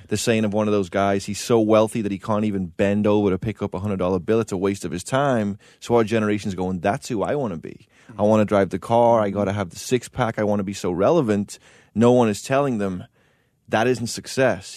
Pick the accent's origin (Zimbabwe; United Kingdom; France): United Kingdom; England; I grew up in England